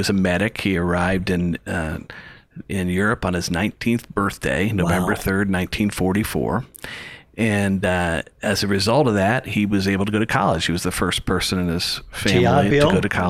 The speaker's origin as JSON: {"language": "English", "town": "Millersburg", "region": "Ohio", "country": "United States", "tie": "born or raised there", "also_born_or_lived": "Elgin, Illinois / Bartlett, Illinois", "said": "I grew up in Millersburg, went to West Holmes, had two brothers and a sister."}